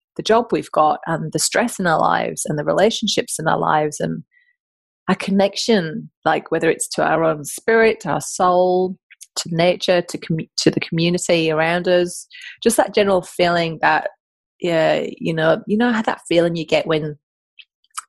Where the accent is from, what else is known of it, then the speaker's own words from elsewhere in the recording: the north of England, United Kingdom; now in Australia; I'm from the north of England, in case you're wondering where my accent is from.